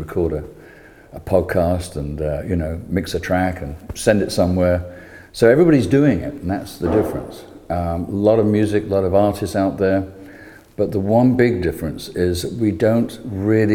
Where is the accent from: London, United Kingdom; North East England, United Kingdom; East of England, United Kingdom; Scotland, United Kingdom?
London, United Kingdom; moved away as an adult; now in Clearwater, United States; I'm this British bearded emigre from from Britain, from London, principally. I'm here now in Clearwater.